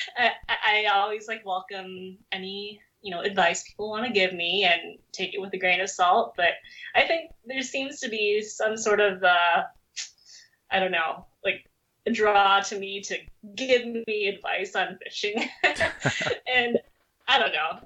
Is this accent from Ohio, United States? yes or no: no; Minnesota, United States; also born or lived in South Korea; Minnesota, which is where I basically grew up